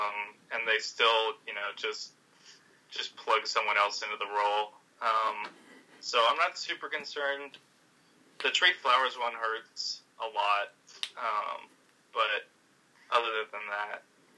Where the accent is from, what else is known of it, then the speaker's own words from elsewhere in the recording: Seattle, Washington, United States; I'm from Seattle.